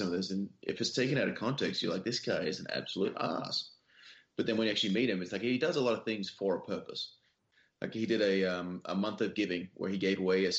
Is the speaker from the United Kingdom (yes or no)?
no; Western Australia, Australia; now in United States; my home state of Western Australia